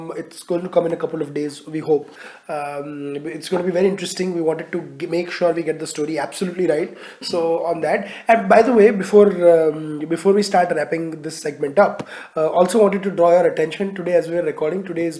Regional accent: Ahmedabad, Gujarat, India; The first, of course, is my hometown, Ahmedabad.

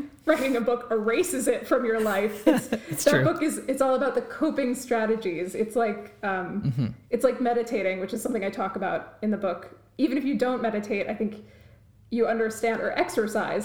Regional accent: New Jersey, United States; moved away as an adult; also born or lived in Maryland / California; I grew up in New Jersey

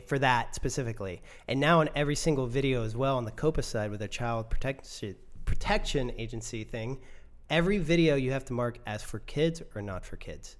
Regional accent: United States; I'm American

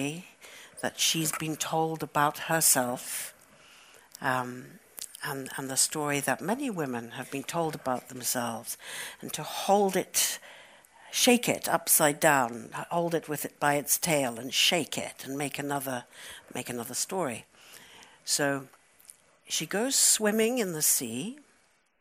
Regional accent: United Kingdom; also born or lived in Johannesburg, South Africa; My country of origin is South Africa. I was born in Johannesburg, and we left when I was 9 years old, and I grew up in Britain

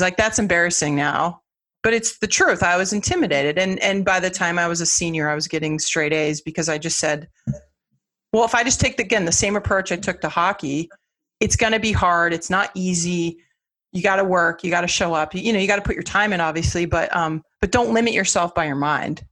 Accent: Los Angeles, California, United States; now in Boston, United States; I grew up in Los Angeles

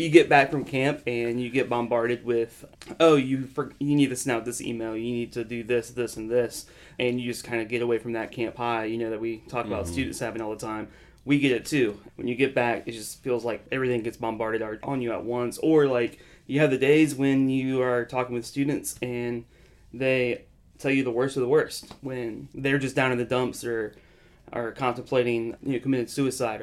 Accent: Panama City, Florida, United States; now in Mobile, United States; I'm from Panama City, Florida, originally

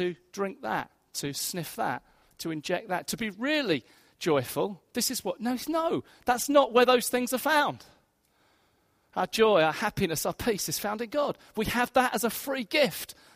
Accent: Hastings, South East England, United Kingdom; moved away; In my hometown of Hastings, I grew up in Hastings

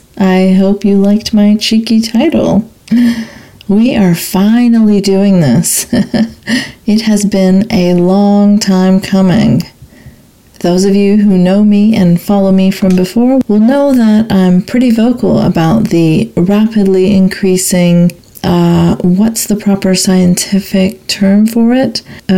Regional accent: Saudi Arabia; now in Canada; I'm an immigrant to Canada of Pakistani background, but I grew up in Saudi Arabia.

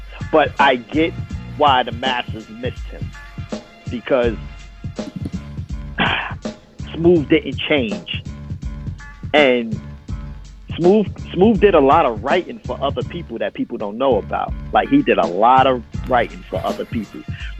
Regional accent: Brooklyn, New York, United States; I'm from Coney Island.

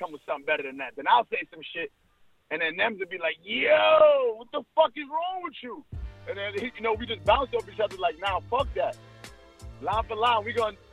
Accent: New York City, New York, United States; We grew up around the same areas. He's from Coney Island. I'm from Flatbush

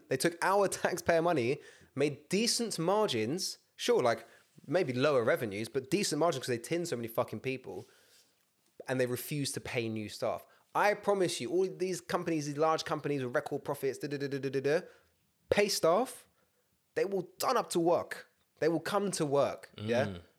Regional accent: United Kingdom; I'll stand in a queue because I'm British.

